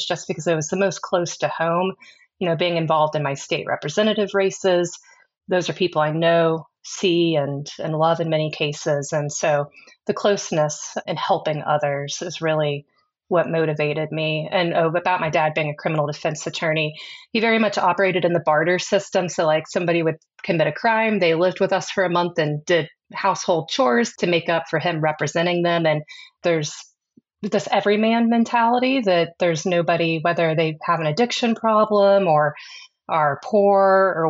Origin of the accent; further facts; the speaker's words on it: Kansas City, Missouri, United States; I was. I was born in Kansas City, Missouri.